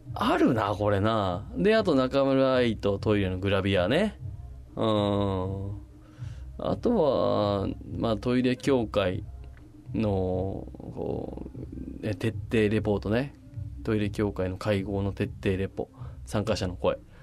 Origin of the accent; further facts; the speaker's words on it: Machida, Tokyo, Japan; 町田って私の地元